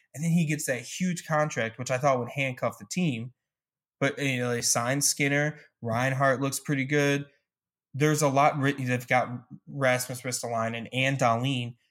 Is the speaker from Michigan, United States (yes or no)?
yes; Michigan, United States; moved away; growing up in Michigan for a while